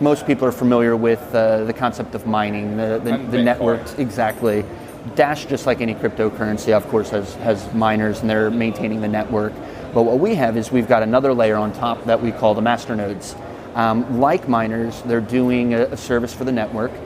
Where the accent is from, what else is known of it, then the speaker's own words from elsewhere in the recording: United States; moved away as an adult; now in Sydney, Australia; my accent because I am American, but been based out of Sydney for the last 14 years.